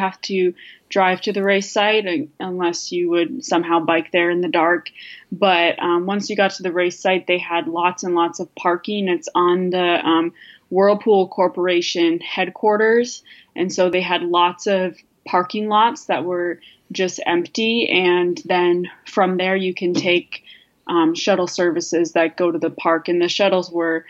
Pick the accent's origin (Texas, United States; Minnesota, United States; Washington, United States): Minnesota, United States; now in Madison, United States; I grew up in Minnesota